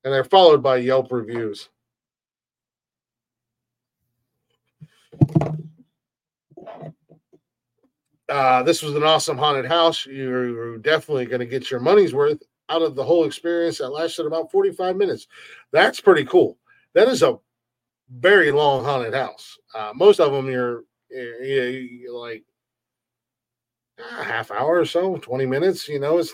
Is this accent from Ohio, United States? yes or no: yes; Ohio, United States; that's my home state.